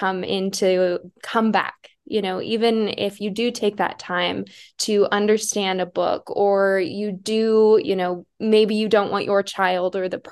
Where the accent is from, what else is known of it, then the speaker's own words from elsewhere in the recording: South Dakota, United States; I'm from South Dakota, and I grew up, my hometown did have a public library